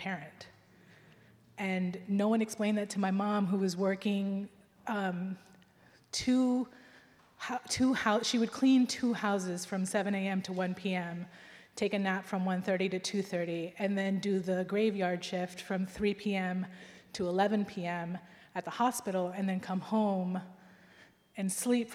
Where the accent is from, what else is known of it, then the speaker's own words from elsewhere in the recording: United States; I grew up in America